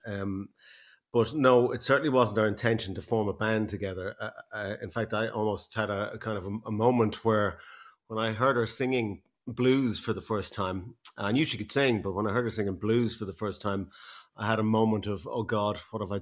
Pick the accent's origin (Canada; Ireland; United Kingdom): Ireland; Dublin, Leinster; moved away as an adult; now in Gorey, Ireland; I'm from Cabra Road, which actually is the posh part of Cabra